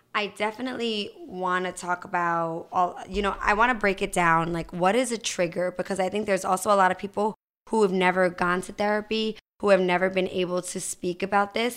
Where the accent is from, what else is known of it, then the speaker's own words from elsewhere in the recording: New Jersey, United States; moved away; I'm originally from New Jersey